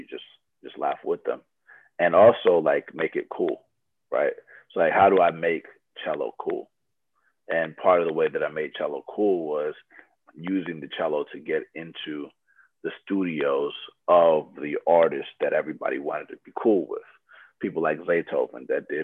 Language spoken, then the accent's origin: English; Atlanta, Georgia, United States; also born or lived in Loma Linda, California; I grew up in Atlanta, Georgia